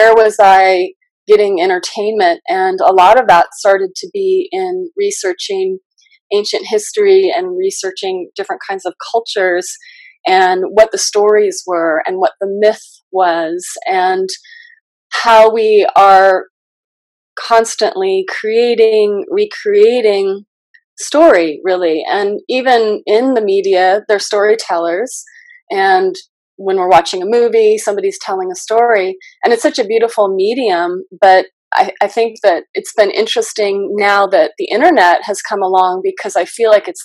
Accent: Southern California, United States; moved away as an adult; also born or lived in Los Angeles / India; now in Ashland, United States; I grew up in primarily Southern California

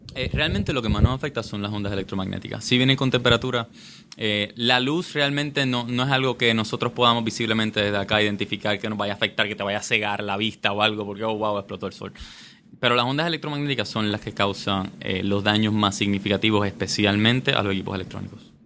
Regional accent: Puerto Rico; also born or lived in Michigan; nacido y criado aquí en Puerto Rico

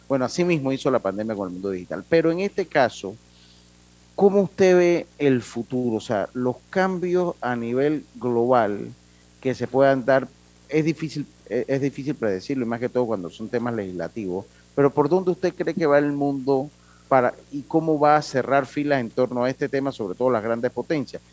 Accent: Interior of Panama, Panama; como hablamos allá en, la, en mi tierra, en el interior del país

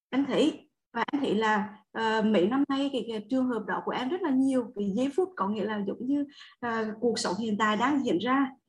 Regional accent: Đông Hà, Quảng Trị, Vietnam; Dạ em sinh ra và lớn lên ở Đông Hà là Quảng Trị thầy.

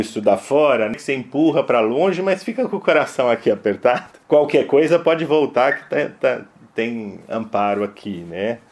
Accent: São Paulo, Brazil; para nós aqui paulistanos, para aqui de São Paulo

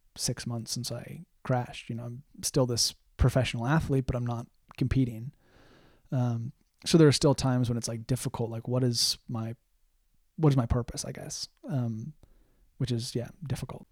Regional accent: United States; moved away as an adult; being an American living in a foreign country

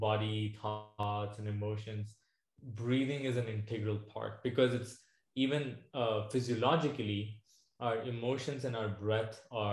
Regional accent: New Delhi, Delhi, India; moved away as an adult; now in Arizona, United States; I did grow up in India and I moved to the US in 2012.

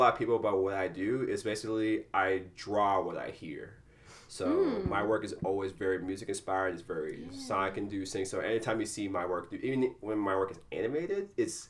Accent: Malawi; also born or lived in South Africa / South Bend, Indiana; now in Chicago, United States; I was born in Malawi, Africa. I was there, and then I moved to South Africa for a little bit, but basically my central point was Malawi, Africa.

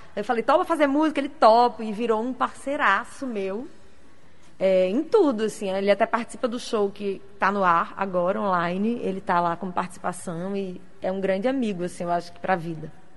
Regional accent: Natal, Rio Grande do Norte, Brazil; moved away as an adult; also born or lived in Rio de Janeiro; a gente é natalense

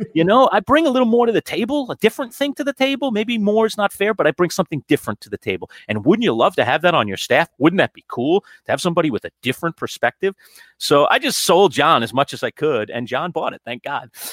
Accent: New York City, New York, United States; moved away as an adult; now in Syracuse, United States; I grew up in Queens. Queens Village is my hometown

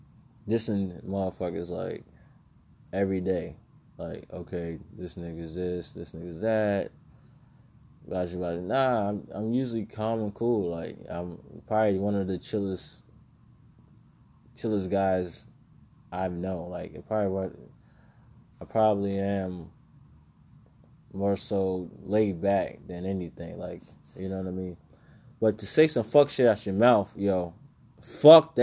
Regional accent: New York, United States; I was brought up in New York.

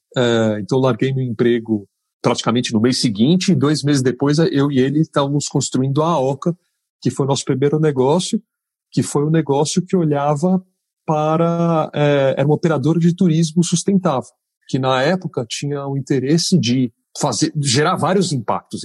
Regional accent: São Paulo, Brazil; eu sou paulistano, nascido e criado aqui

